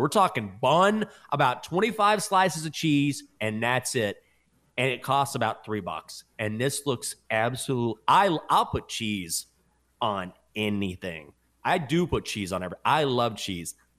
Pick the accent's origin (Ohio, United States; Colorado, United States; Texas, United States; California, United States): Texas, United States; Breckenridge; moved away; my hometown, Breckenridge, Texas